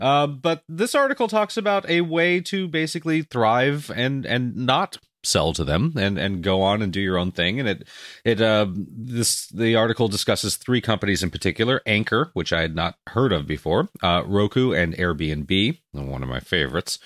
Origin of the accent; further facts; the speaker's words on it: Canada; I'm Canadian